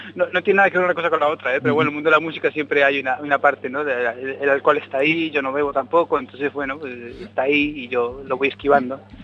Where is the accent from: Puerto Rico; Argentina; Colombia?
Argentina; also born or lived in A Coruña, Spain; now in Madrid, Spain; Yo soy argentino